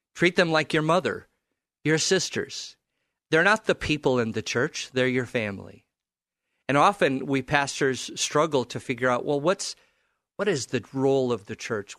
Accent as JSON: {"language": "English", "region": "California", "country": "United States", "tie": "born or raised there", "moved": "yes", "lives_now": "Portland, United States", "said": "I grew up in California"}